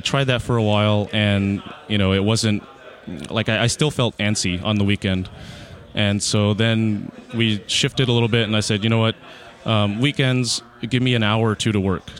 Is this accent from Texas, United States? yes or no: yes; Houston, Texas, United States; also born or lived in Austin, Texas; born and raised in Houston, Texas.